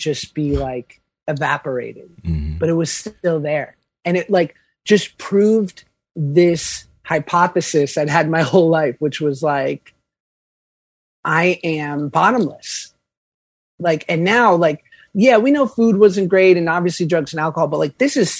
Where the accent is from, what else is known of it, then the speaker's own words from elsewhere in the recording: New York, United States; I'm from New York.